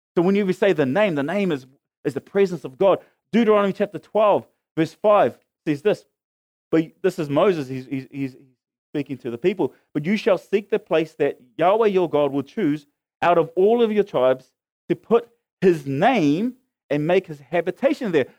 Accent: Auckland, New Zealand; I lived as a teenager growing up in Mangere, hanging out with my mates

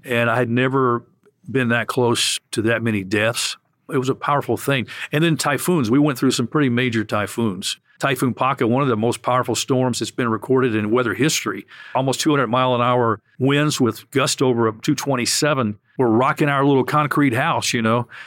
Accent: Memphis, Tennessee, United States; I grew up right here in Memphis, Tennessee

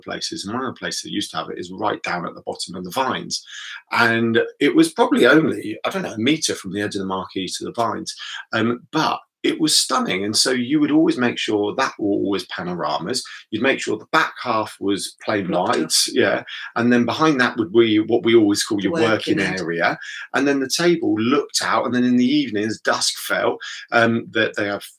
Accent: United Kingdom; built into us as British people

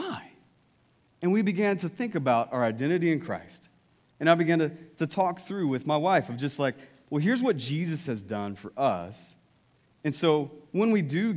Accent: East Texas, United States; East Texas

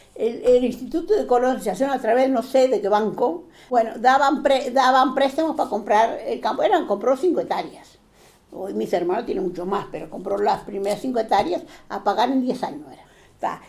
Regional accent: Portugal; now in Uruguay; yo era portuguesa

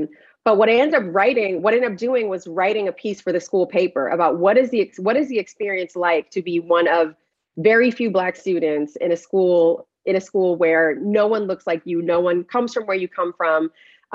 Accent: Paterson, New Jersey, United States; I'm from a fairly large city in New Jersey, Paterson, New Jersey.

